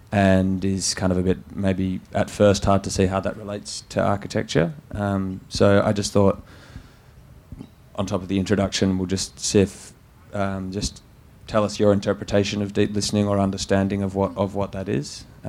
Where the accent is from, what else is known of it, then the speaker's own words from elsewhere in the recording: Western Australia, Australia; I'm from Western Australia. I've got Noongar heritage.